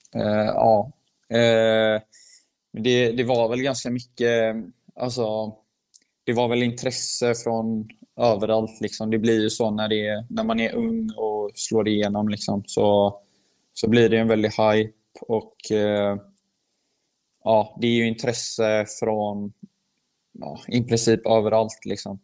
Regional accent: Sweden; moved away as an adult; now in Heerenveen, Netherlands; jag är född i Sverige

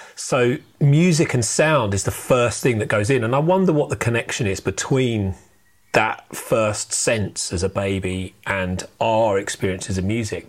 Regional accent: United Kingdom; We are British.

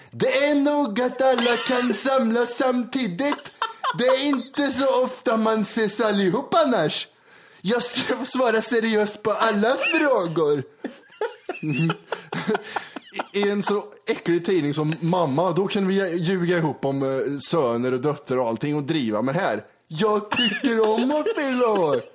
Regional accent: Karlstad, Värmland, Sweden; born there; mamma sa att jag är född i Karlstad.

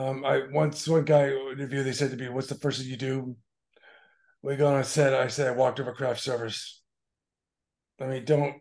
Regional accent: Boston, Massachusetts, United States; I'm from Boston.

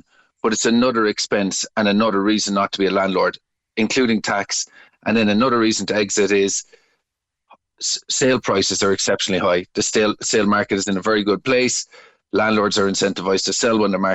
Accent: Bandon, Munster, Ireland; my hometown of Bandon

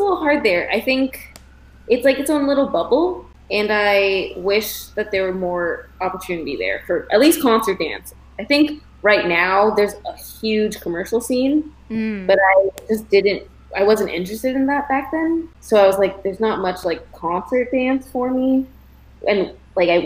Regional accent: Toronto, Ontario, Canada; moved away as an adult; now in United States; So I grew up in Toronto, Ontario, and I started dance at age 7

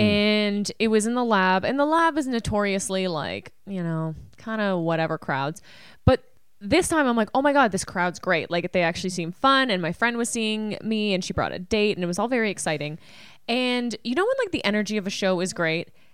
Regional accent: Canada; I'm Canadian

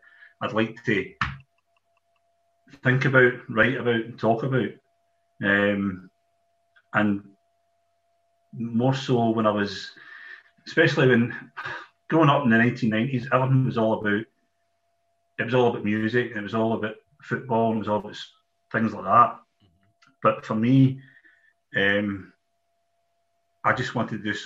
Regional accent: Netherton, Scotland, United Kingdom; also born or lived in Motherwell; I grew up in Netherton

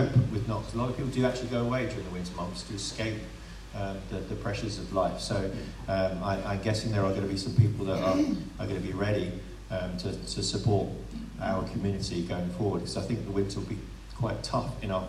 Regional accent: Brighton, South East England, United Kingdom; now in Guernsey; I'm from Brighton. I haven't been there for 30-odd years.

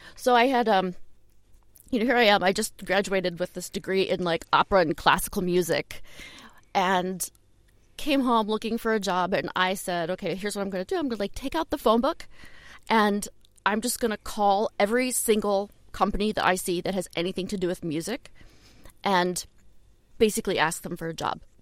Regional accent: Shaker Heights, Ohio, United States; in Cleveland, I was I grew up in Shaker Heights

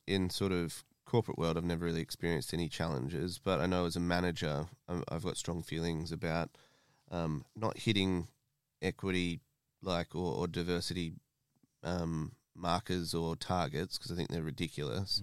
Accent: Australia; moved away as an adult; now in United Kingdom; My family's Italian. I grew up in Australia.

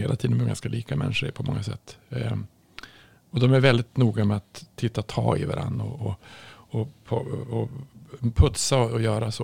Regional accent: Norrland, Sweden; jag kommer ju från Norrland

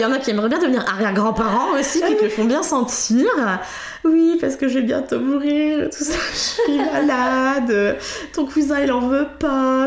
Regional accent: Creil, Hauts-de-France, France; je suis née à Creil, au nord de Paris

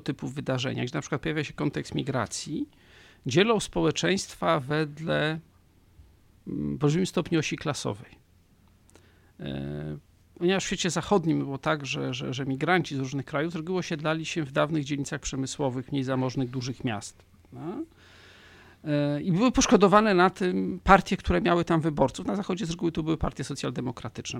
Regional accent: Poland

